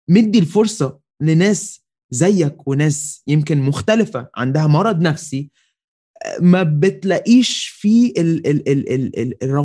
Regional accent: Egypt; بس احنا عاده كمصريين وعرب ان جنرال قبل ما بن ما بنحكم على ال...

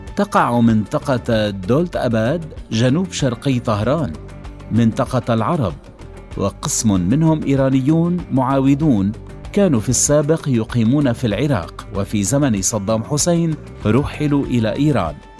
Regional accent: Iran; نحن الإيرانيين

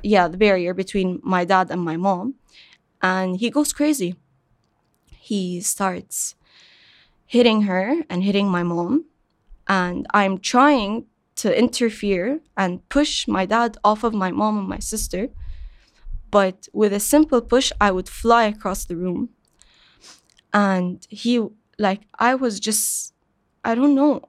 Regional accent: Qatar; I was born and raised in Qatar

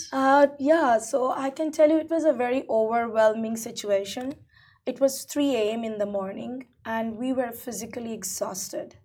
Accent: India; now in United Arab Emirates; I'm originally Indian, right? So coming from India

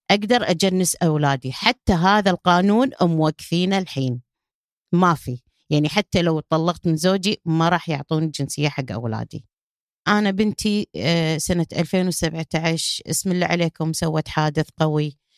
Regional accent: Kuwait; قلت له ما أدفع ولا فلس أنا كويتية

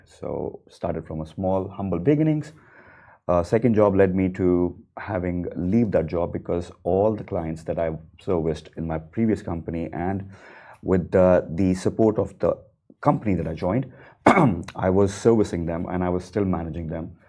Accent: India; now in Dubai, United Arab Emirates; coming as an Indian, a non Muslim

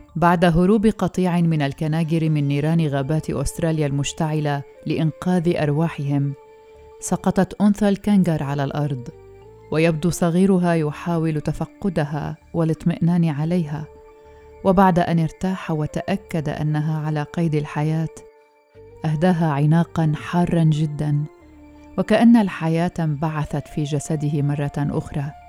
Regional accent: Syria; نحن السوريين

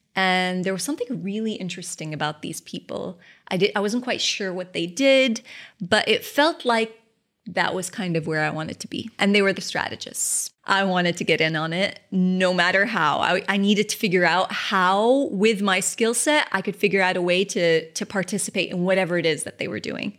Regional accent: Kuwait; moved away; new business in Kuwait. Of course, my hometown

